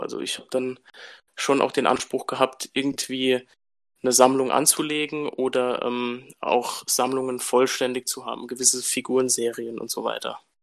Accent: Germany; bei uns in Deutschland

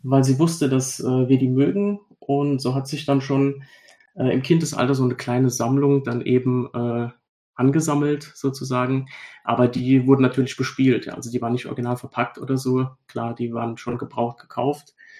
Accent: Germany; bei uns in Deutschland

